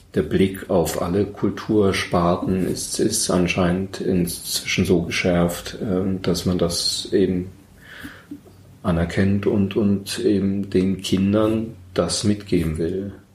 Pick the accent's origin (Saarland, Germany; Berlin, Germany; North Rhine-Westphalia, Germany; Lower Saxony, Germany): Berlin, Germany; moved away as an adult; now in Munich, Germany; Berlin 1990 öffnete sich zwar gerade, das ist meine Heimatstadt